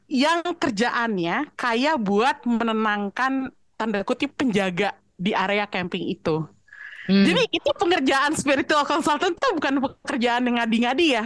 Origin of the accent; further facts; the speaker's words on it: Java, Indonesia; Dan gue pun orang Jawa gitu.